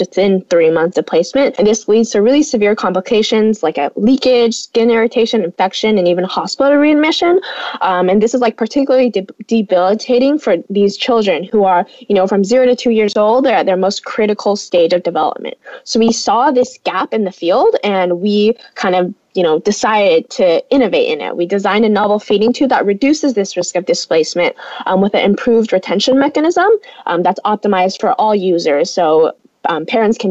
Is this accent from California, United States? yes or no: yes; Davis, California, United States; moved away as an adult; my hometown, Davis